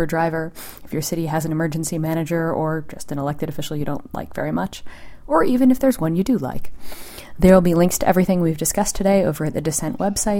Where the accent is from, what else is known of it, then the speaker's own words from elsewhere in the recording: Boston, Massachusetts, United States; I grew up in Boston, which explains some of it.